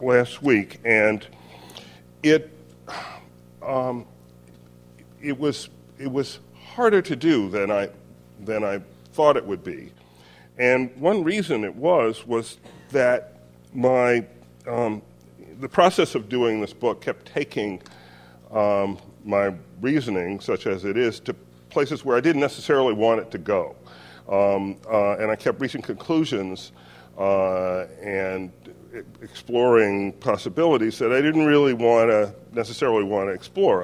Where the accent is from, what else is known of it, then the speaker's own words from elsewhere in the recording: Orangeburg, South Carolina, United States; moved away; where I grew up in Orangeburg, South Carolina